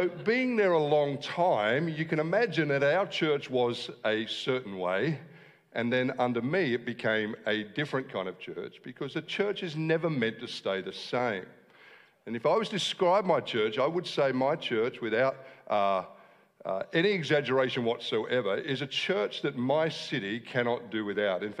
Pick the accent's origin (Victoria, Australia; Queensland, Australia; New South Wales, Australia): New South Wales, Australia; Wollongong; I am from Wollongong